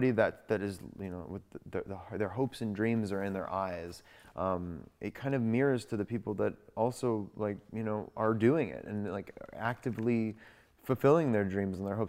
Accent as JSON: {"language": "English", "town": "Los Angeles", "region": "California", "country": "United States", "tie": "born or raised there", "said": "I grew up in Hollywood"}